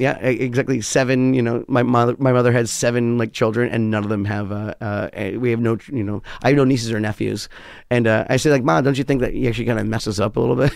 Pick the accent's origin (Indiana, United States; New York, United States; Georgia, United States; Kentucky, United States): New York, United States; also born or lived in West Hollywood; I'm a New Yorker through and through.